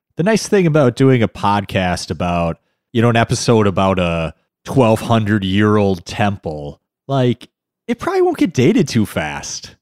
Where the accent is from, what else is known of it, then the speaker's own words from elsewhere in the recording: Midwest, United States; Not just being American, but the Midwest